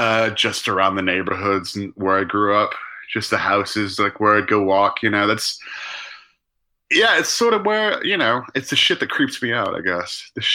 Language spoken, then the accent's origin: English; Arlington, Texas, United States; I grew up in Dallas area, Arlington.